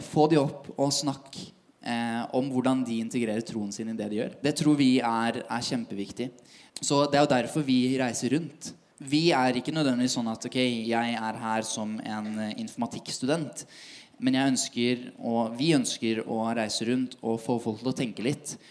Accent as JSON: {"language": "Norwegian", "town": "Tønsberg", "region": "Vestfold", "country": "Norway", "moved": "yes", "lives_now": "Oslo, Norway", "said": "kommer fra Tønsberg"}